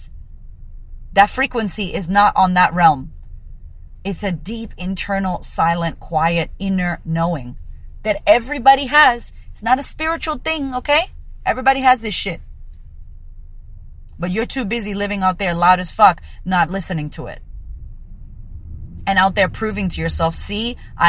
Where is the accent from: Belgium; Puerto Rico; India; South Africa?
Puerto Rico; also born or lived in United States; now in Australia; a Puerto Rican woman living in Australia